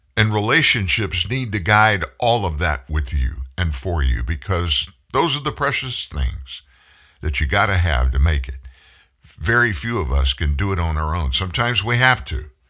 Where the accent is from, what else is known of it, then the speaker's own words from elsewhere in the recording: Lafayette, Louisiana, United States; I grew up in Lafayette